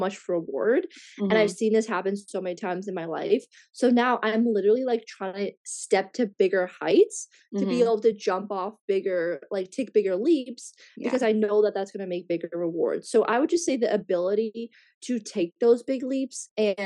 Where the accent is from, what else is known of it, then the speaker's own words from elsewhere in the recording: Canada; also born or lived in Australia / Bali; in my home country, in Canada